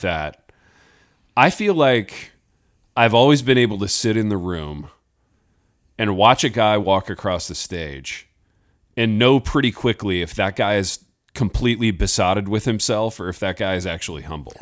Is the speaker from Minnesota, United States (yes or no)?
no; Indiana, United States; growing up in Indiana